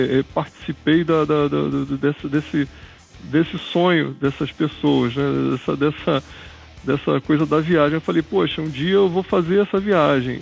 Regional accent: Rio de Janeiro, Brazil; Eu sou carioca, nasci no Rio de Janeiro

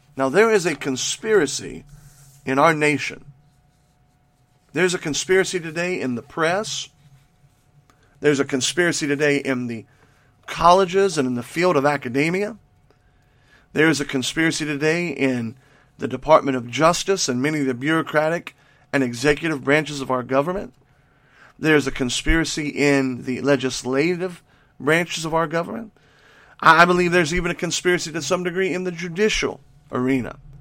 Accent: United States; you and I as American Christians

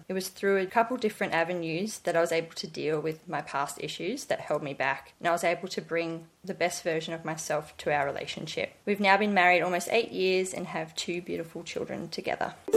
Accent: Sydney, New South Wales, Australia; I grew up in Sydney with my mum and three sisters

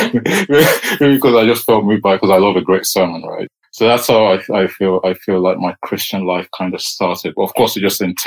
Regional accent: Nigeria; now in United Kingdom; I was born in Nigeria.

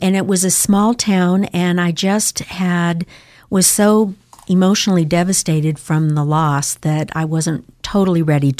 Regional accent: Scottsdale, Arizona, United States; also born or lived in Twin Falls, Idaho / Castleford, Idaho; now in Boise, United States; I'm from Arizona, and that's where I was raised.

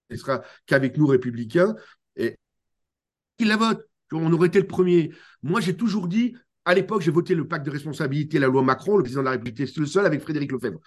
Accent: France; Chez nous en France

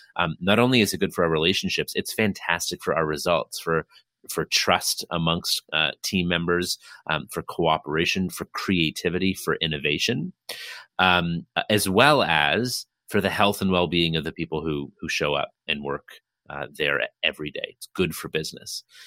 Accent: Toronto, Ontario, Canada; I hail from Toronto, Ontario, Canada

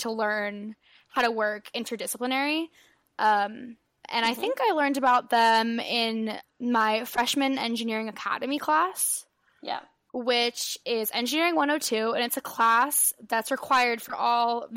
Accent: San Pedro, California, United States; I'm from San Pedro, California

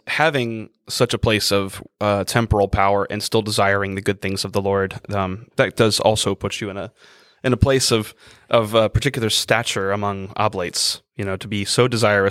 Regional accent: United States

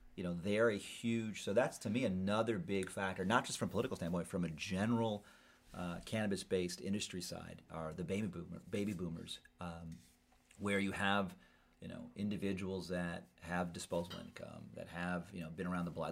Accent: California, United States

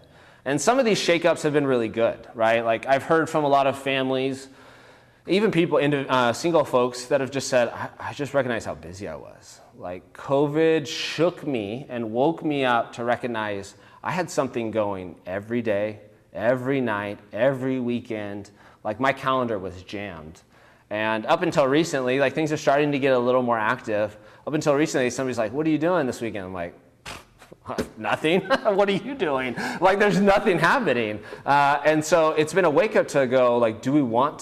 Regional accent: Bakersfield, California, United States; now in Fresno, United States; I grew up in Bakersfield

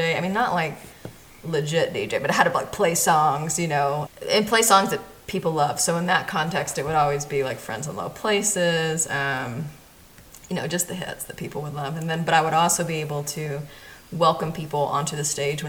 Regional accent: Knoxville, Tennessee, United States; moved away as an adult; also born or lived in Nashville, Tennessee; now in New Mexico, United States; I came from Knoxville. Knoxville, Tennessee. My whole family's still there. I was the one who kind of left. And was there 18 years

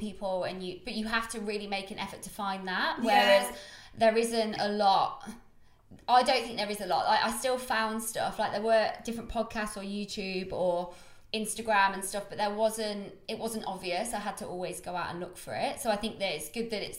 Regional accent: Coventry, West Midlands, United Kingdom; moved away as an adult; now in London, United Kingdom; I'm not going to come back to Cov for a while.

